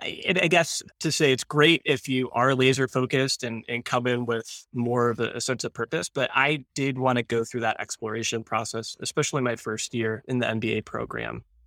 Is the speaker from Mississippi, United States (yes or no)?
no; Ann Arbor, Michigan, United States; I grew up in Ann Arbor, close enough to hear the marching band practice during the week